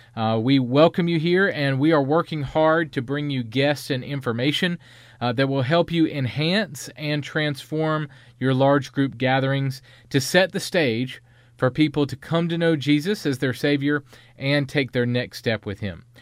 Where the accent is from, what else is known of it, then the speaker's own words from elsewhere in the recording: the South, United States; I'm from North and South Carolina